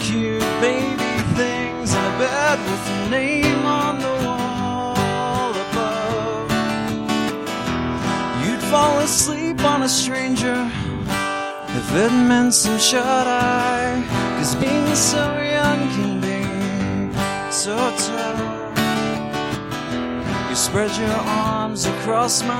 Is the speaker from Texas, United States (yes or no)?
no; Humboldt, Tennessee, United States; born or raised there; also born or lived in Jackson, Tennessee